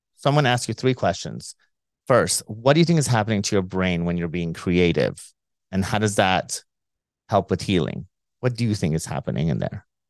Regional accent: Iran; we're both from Iran

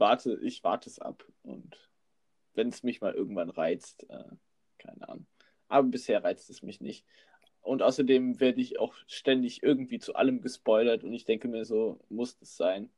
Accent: North Rhine-Westphalia, Germany; now in Frankfurt, Germany; ich bin Rheinländer, weißt du? Und wenn du da aufgewachsen bist

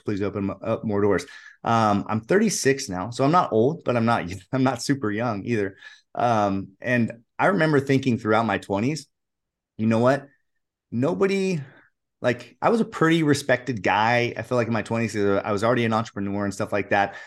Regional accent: United States; I'm an, I'm an American, so I'm a, cr-, a Christian

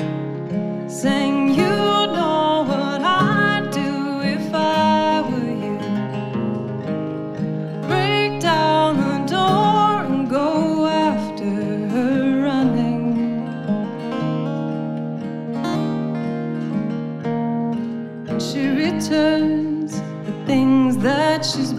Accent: Louisville, Kentucky, United States; We're both from Louisville, Kentucky, based out of Louisville, Kentucky.

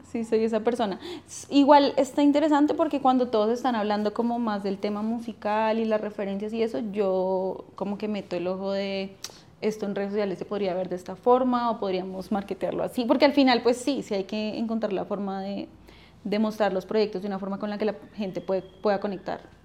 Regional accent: Funza, Cundinamarca, Colombia; also born or lived in Bogotá; nací en Bogotá, pero viví en Funza como hasta los 20 Dos, 23 años.

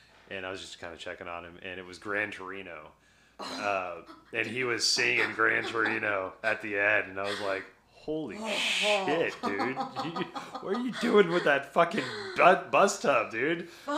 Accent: the South, United States; I grew up in the South. I understand that.

